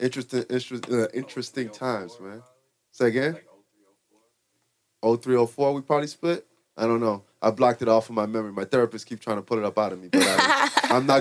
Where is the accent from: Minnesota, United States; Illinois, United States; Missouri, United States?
Illinois, United States; Chicago; born and raised in Uptown